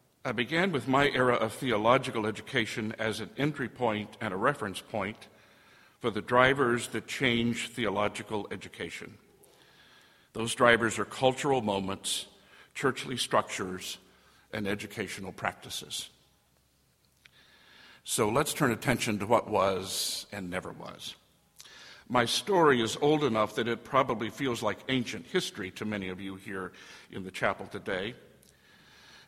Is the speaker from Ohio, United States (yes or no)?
yes; Ohio, United States; moved away as an adult; also born or lived in Tennessee; I didn't grow up a Southerner. I mentioned I grew up in Ohio, but I went south for college and seminary and graduate school.